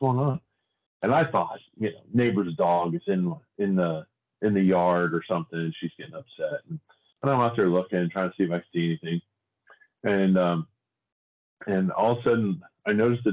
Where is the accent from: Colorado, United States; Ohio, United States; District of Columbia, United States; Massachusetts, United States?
Ohio, United States; Darke County; I grew up in Dark County, Ohio